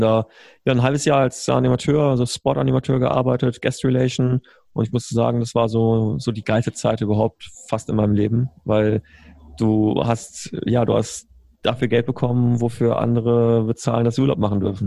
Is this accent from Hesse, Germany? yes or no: no; Berlin, Germany; also born or lived in Bonn; ich bin gebürtiger äh, Bonner bin damals, ich bin einer von diesen Regierungskindern, die damals mhm. 99 von, Berlin, von, von Bonn nach Berlin umgezogen sind